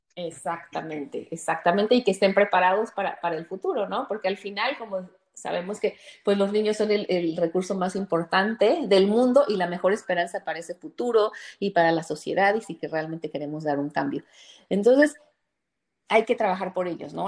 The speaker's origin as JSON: {"language": "Spanish", "country": "Mexico", "moved": "as an adult", "lives_now": "Chicago, United States", "said": "Soy mexicana, pero vivo aquí hace 15 años."}